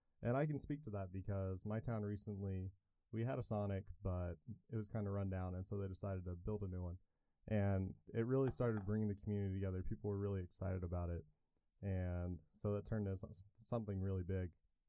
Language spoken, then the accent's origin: English; Eureka, Kansas, United States; now in Manhattan, Kansas; since I'm from Eureka